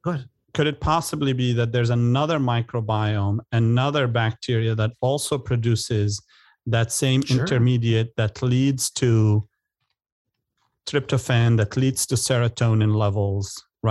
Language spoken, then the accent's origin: English; Beirut, Beirut Governorate, Lebanon; born or raised there; now in United States